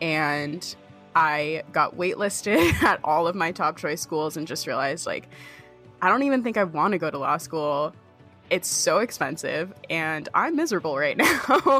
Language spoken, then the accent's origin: English; New Hampshire, United States; I grew up in the Whites of New Hampshire, so I'd been hiking before, but the most I'd ever done was like 10 miles.